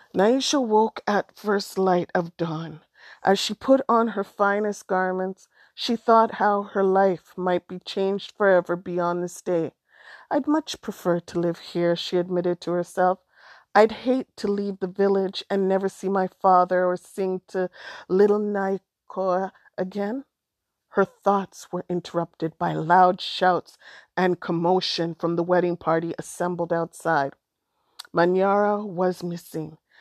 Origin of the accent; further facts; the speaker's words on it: Alberta, Canada; I'm from Alberta, but I'm first generation, so my parents met in Alberta, and had us there